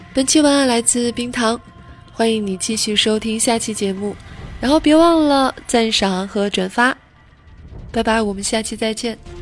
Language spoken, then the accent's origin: Chinese; China; 我们中国人